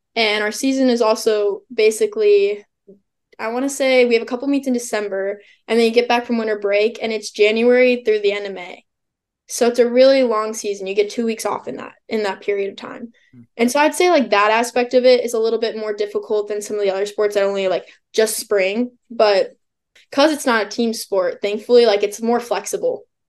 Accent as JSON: {"language": "English", "region": "Illinois", "country": "United States", "said": "I'm from Illinois, and so I went to Illinois State."}